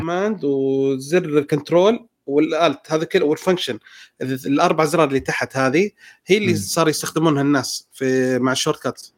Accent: Saudi Arabia; عندنا في السعودية

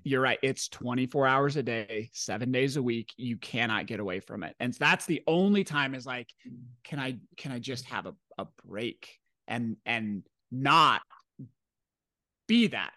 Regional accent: Washington, United States; I grew up in Washington State in the nineties

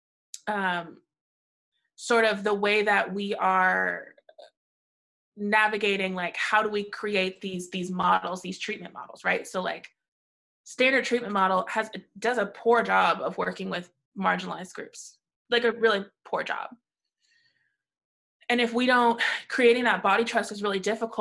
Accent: St. Louis, Missouri, United States; I grew up in St. Louis in the 90s

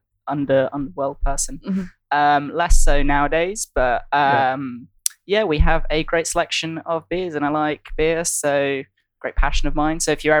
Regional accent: Brighton, South East England, United Kingdom; moved away as an adult; now in London, United Kingdom; I am from Brighton on the south coast. South coast.

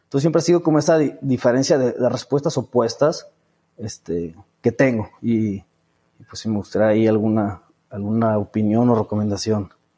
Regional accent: San Luis Potosí, Mexico; moved away as an adult; now in Guadalajara, Mexico; yo estoy en Guadalajara, digo, yo soy de San Luis Potosí, este, pero me vine a estudiar la, toda la carrera aquí

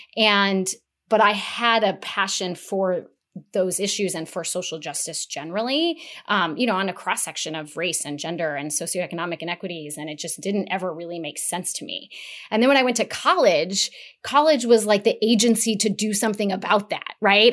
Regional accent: Las Vegas, Nevada, United States; I was born in Las Vegas. I grew up in Las Vegas

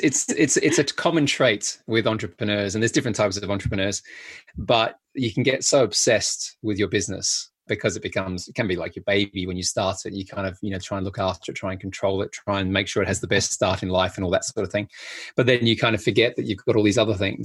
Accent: Adelaide, South Australia, Australia; I grew up in a place called Adelaide in South Australia

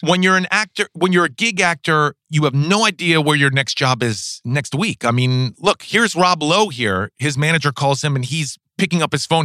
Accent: New York City, New York, United States; I grew up in New York City, in Manhattan

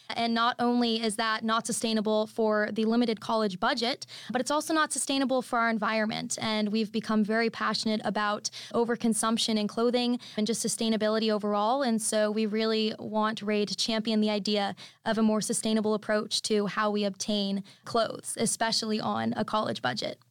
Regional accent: Orlando, Florida, United States; I'm originally from Orlando, Florida

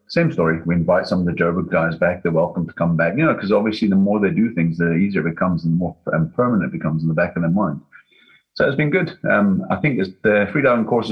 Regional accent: Scotland, United Kingdom; being Scottish

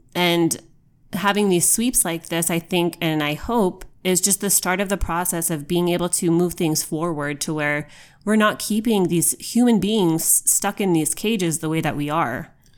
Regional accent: United States; as an American.

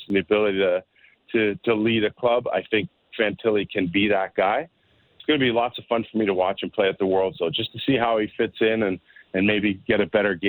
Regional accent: Canada; being Canadian

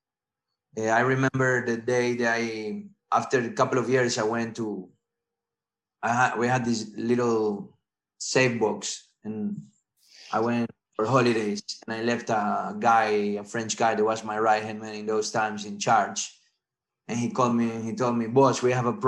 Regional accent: Ecuador; English is a second language; moved away as an adult; also born or lived in Italy / France / Barcelona, Spain; I was born in Ecuador. I South America. I moved with my parents to Italy for a few years. Then I came back. They were doing university in Italy. Then I came back to live to Ecuador. I lived there until let's say 20 years old

